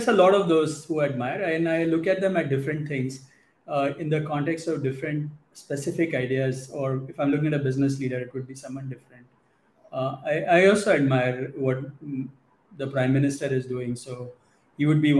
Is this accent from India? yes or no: yes; India; you're born Indian, you grow up in India, and, you know, India is in your heart at all times